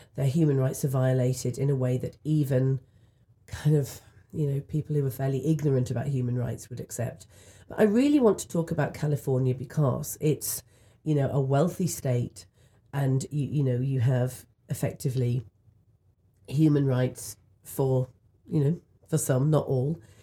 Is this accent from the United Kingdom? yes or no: yes; United Kingdom; in the U K where I'm from